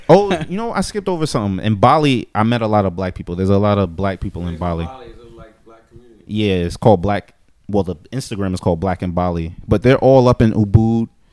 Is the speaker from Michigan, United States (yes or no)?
no; New York City, New York, United States